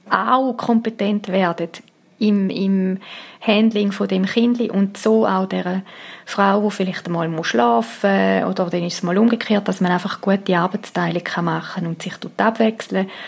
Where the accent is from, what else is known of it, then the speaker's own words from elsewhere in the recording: Switzerland; Und ich meine, die Läden haben offen bei uns in der Schweiz.